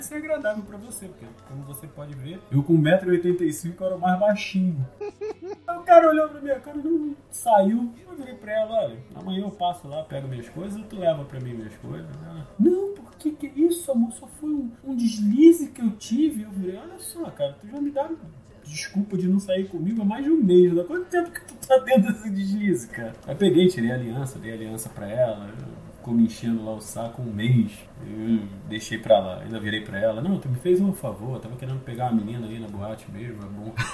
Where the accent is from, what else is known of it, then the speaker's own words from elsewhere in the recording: Rio de Janeiro, Brazil; moved away as an adult; now in Teresópolis, Brazil; eu sou tijucano. Né? Eu moro em Teresópolis há 20 anos, mas... 20 e poucos anos, mas eu nasci e fui criado na Tijuca, no Rio de Janeiro